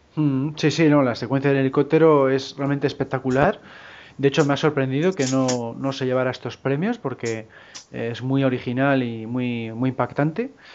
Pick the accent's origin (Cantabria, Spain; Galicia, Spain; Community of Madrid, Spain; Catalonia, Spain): Cantabria, Spain; por mi tierra, vamos, por aquí por Cantabria